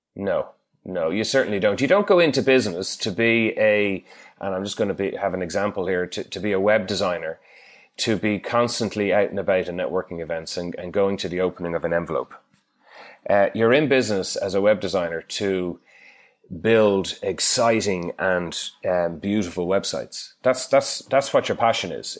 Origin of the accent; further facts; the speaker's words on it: Ireland; accent: Irish; moved away as an adult; now in Perth, Australia; I'm Irish from my accent